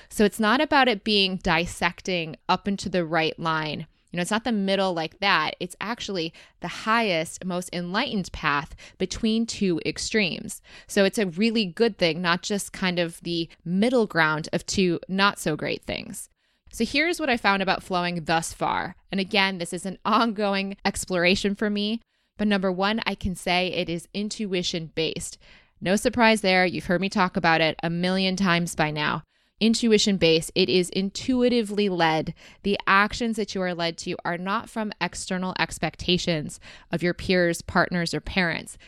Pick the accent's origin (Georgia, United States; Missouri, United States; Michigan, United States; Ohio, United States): Michigan, United States; Rochester; growing up in Rochester, Michigan